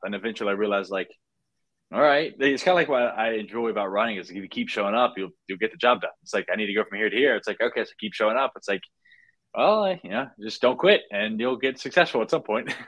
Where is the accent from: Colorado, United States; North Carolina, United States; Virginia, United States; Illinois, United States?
North Carolina, United States; moved away as an adult; also born or lived in Marietta, Georgia; now in California, United States; I was born in Georgia, so Marietta, Georgia, but I was only there for a year. But really, I spent the rest of my time in North Carolina